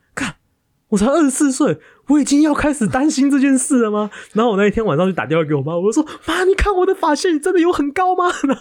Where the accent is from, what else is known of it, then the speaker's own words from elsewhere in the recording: Taiwan; accent: Taiwanese accent; now in New York, United States; 我是台湾人